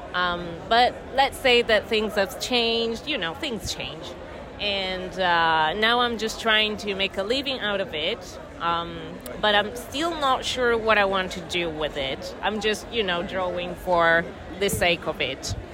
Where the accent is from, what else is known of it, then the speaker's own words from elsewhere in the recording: Italy; also born or lived in United Kingdom; I'm from Italy